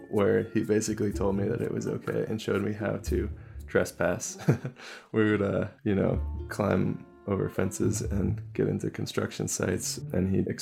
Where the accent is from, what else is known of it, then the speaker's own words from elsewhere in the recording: Bay Area, California, United States; I grew up in the Bay Area of California